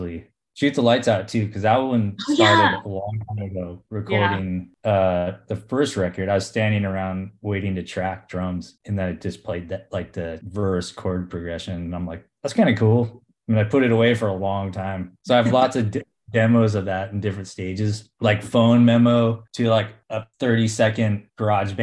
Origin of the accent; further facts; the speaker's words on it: Southern California, United States; now in San Francisco, United States; growing up in Southern California